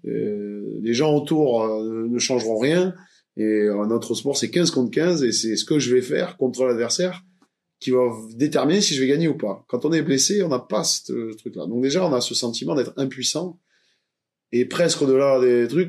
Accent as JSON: {"language": "French", "town": "Montpellier", "region": "Occitania", "country": "France", "tie": "born or raised there", "said": "je suis né ici à Montpellier, donc c'est ma ville natale"}